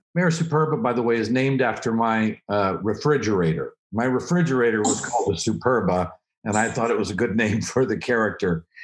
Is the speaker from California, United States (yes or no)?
no; Oklahoma, United States; I'm from Oklahoma